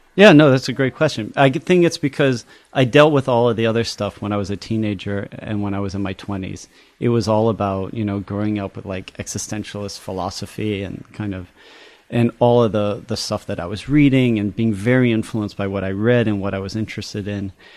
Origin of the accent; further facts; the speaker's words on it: United States; also born or lived in Paris, France / Chicago / East Coast; I was born in Paris and grew up in France, my sister and I, and then we moved here when I was five. And then we did our schooling in the U S. uh, in Chicago and then the East Coast